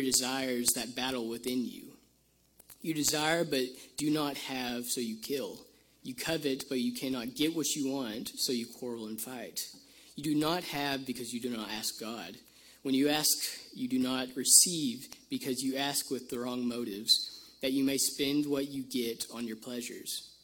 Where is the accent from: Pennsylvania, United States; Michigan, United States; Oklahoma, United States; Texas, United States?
Oklahoma, United States; Rattan; I'm from Rattan, Oklahoma